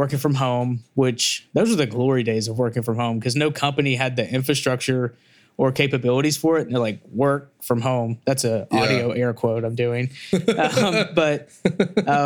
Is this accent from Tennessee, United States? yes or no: yes; Memphis, Tennessee, United States; now in Nashville, United States; I come from Memphis, so I come from a family of let's just call them hustlers